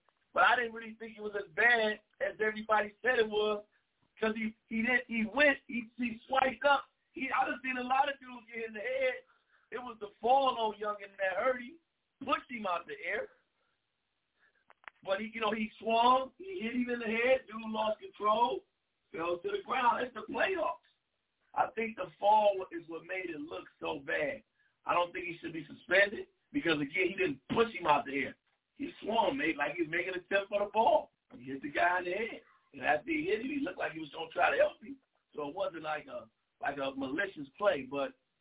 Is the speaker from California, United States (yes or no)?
no; Cleveland, Ohio, United States; I'm a Browns fan because I was born in Cleveland